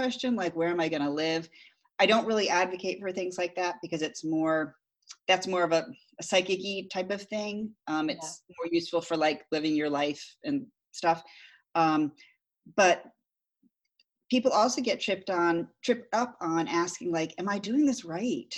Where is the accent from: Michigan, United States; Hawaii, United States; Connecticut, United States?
Connecticut, United States; growing up in Connecticut